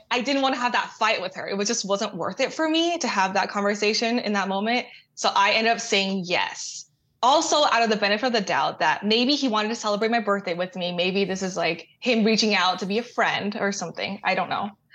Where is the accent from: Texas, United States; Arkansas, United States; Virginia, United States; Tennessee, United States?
Texas, United States; Austin; I grew up in Austin